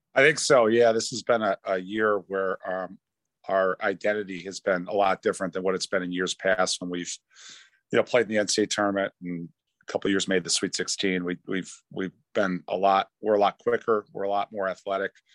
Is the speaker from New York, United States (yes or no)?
yes; New York, United States; I'm a New Yorker.